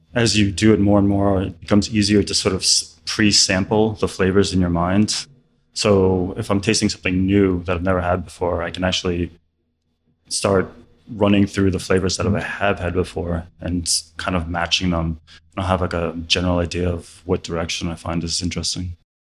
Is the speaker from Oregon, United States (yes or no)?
no; New York, United States; I grew up in New York